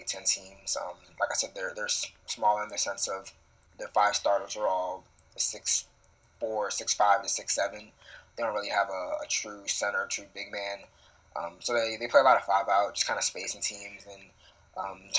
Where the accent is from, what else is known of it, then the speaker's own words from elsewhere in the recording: Baltimore County, Maryland, United States; I'm from Maryland. I'm from the Baltimore County area specifically